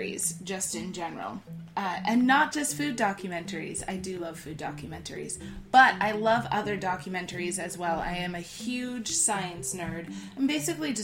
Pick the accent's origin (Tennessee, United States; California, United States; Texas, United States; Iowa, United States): Iowa, United States; I grew up in Iowa, which is incredibly landlocked